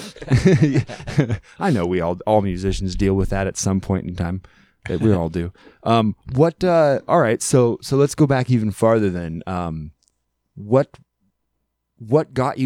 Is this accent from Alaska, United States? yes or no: yes; Alaska, United States; we're from Alaska